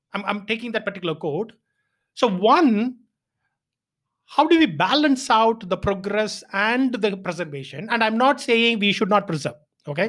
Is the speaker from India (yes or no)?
yes; Chennai, Tamil Nadu, India; I am from Chennai, uh, or rather Tamil Nadu